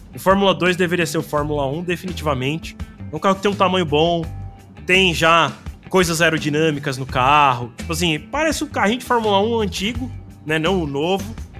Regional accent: Brazil; a gente também como brasileiro

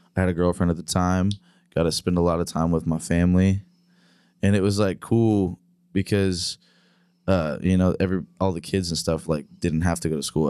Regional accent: Terre Haute, Indiana, United States; now in Nashville, United States; I grew up up in the Midwest, up in Indiana

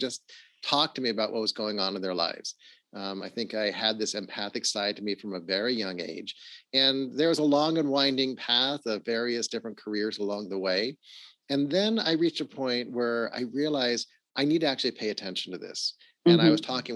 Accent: Los Angeles, California, United States; I grew up in Los Angeles. I actually grew up in the Hollywood Hills, went to Hollywood High School.

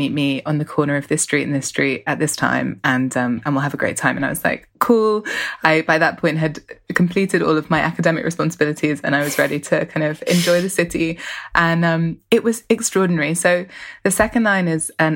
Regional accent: London, United Kingdom; I grew up in West London, and I grew up sort of participating in Notting Hill Carnival as a child

